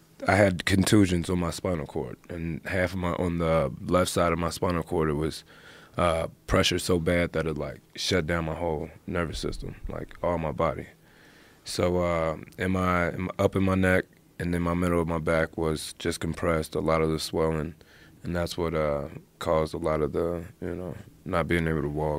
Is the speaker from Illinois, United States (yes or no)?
no; Cincinnati, Ohio, United States; I'm from Cincinnati, grew up wrestling